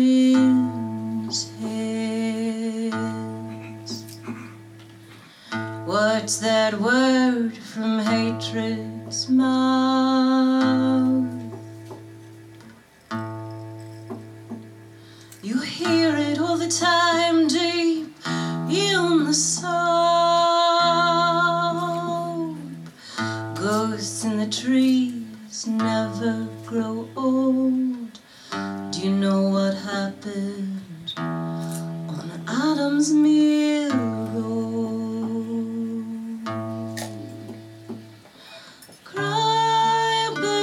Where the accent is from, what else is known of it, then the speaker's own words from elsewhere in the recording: the South, United States; moved away; I'm from the South